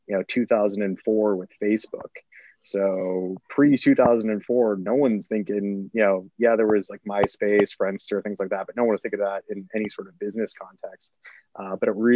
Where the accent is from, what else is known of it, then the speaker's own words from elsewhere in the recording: Boston, Massachusetts, United States; moved away as an adult; also born or lived in Miami; born and raised in Boston, Massachusetts